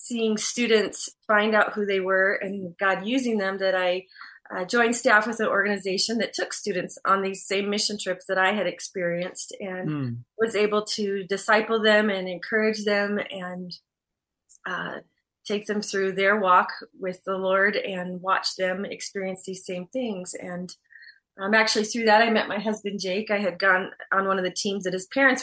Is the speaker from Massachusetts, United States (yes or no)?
no; Arizona, United States; I was born and raised in Arizona. I'm an Arizona native here and where we live.